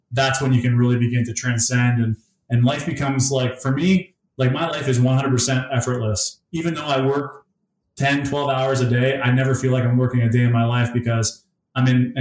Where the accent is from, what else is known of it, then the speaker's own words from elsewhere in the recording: Essex, Ontario, Canada; now in Windsor, Canada; I grew up in Essex, Ontario, which is in Essex County.